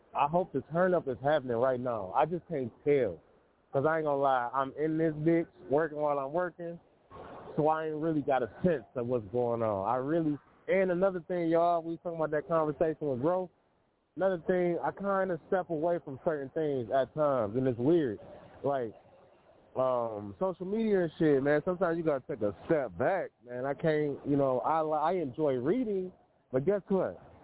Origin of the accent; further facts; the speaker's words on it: Detroit, Michigan, United States; from Detroit, my hometown